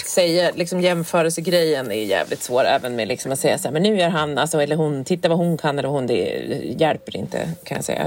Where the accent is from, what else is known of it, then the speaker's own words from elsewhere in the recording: Härnösand, Västernorrland County, Sweden; moved away; för vi var uppe i Härnösand där jag kommer ifrån.